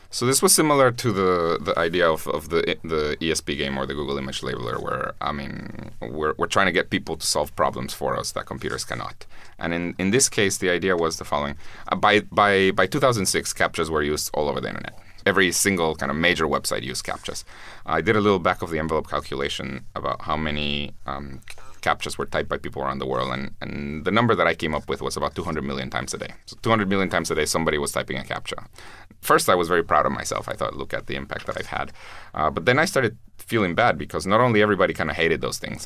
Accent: Guatemala; I'm from Guatemala

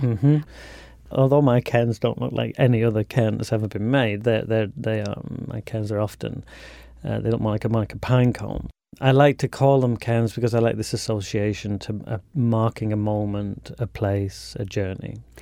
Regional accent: Leeds, Yorkshire and the Humber, United Kingdom; I grew up on the outskirts of Leeds, which is a big city in the north of England.

